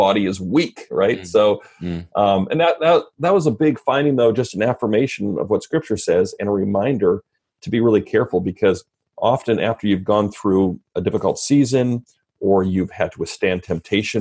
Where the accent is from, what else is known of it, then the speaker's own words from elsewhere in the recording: Red Deer, Alberta, Canada; moved away as an adult; also born or lived in Fort McMurray, Alberta; now in Vancouver, Washington, United States; I'm Canadian. So I grew up in first Fort McMurray, which is northern Alberta, and then central Alberta in a town called Red Deer